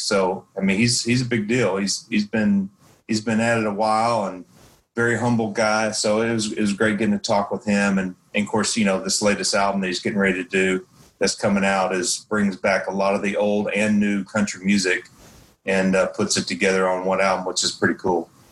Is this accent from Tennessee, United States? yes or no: yes; East Tennessee, United States; I grew up in East Tennessee